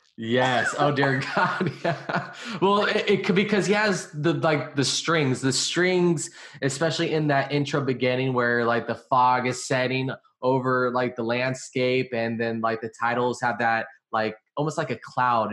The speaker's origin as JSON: {"language": "English", "region": "California", "country": "United States", "said": "I'm from California."}